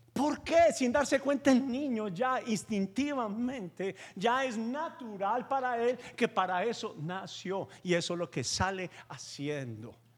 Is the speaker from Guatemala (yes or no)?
no; Paisa, Antioquia, Colombia; como buen paisa judío